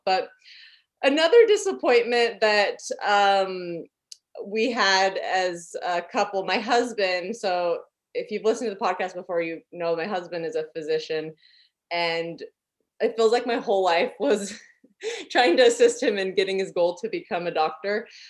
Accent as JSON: {"language": "English", "region": "Utah", "country": "United States", "also_born_or_lived": "Alabama / Pueblo, Colorado", "moved": "as an adult", "said": "I'm from Utah"}